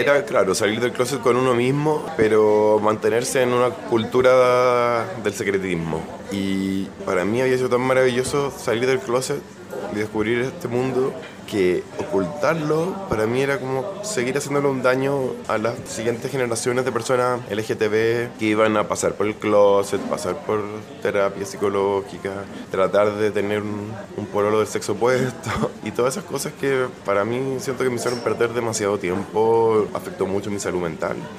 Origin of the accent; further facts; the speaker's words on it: Chile; como chilenos